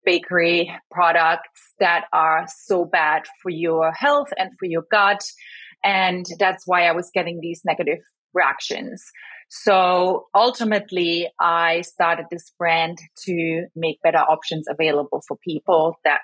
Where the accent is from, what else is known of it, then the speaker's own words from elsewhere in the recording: Germany; moved away; I grew up in Germany